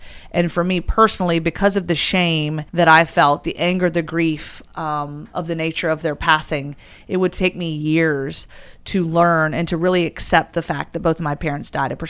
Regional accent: Roanoke, Virginia, United States; I grew up in Roanoke, Virginia.

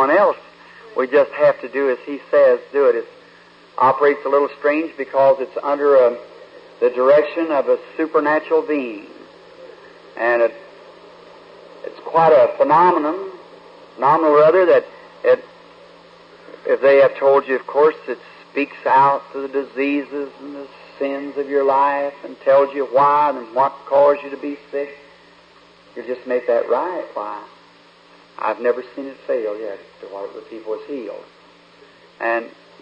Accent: Kentucky, United States; up in the mountains where I was, Kentucky, where I was born

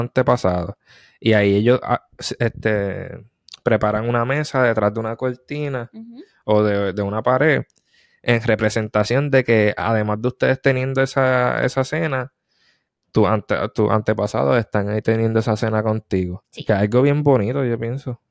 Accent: Puerto Rico; moved away; also born or lived in South Korea; soy boricua.

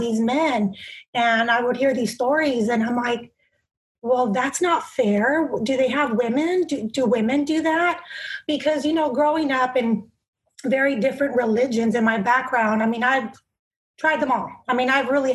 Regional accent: Bakersfield, California, United States; I'm from Bakersfield, California

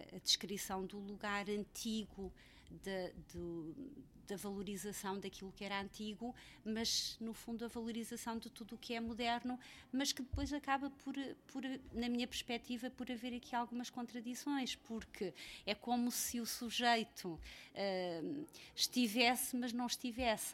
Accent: Freixo de Espada à Cinta, Bragança District, Portugal; moved away; also born or lived in Mozambique; nasci em Moçambique e cresci em Freixo Espada à Cinta

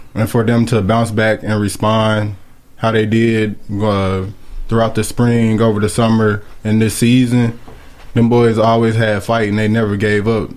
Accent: Columbia, Tennessee, United States; I grew up in Columbia my whole life played little league down here

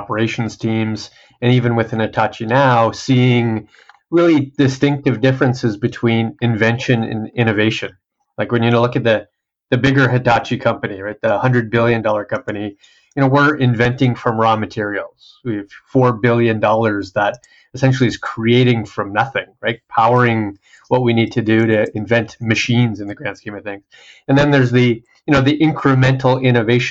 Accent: Canada; I'm usually the sole Canadian and somewhere else in the world.

